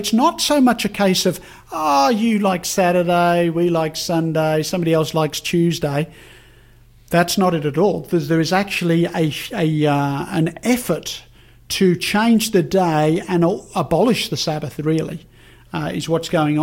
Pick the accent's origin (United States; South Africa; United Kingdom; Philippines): United Kingdom; England; when I was a kid growing up in England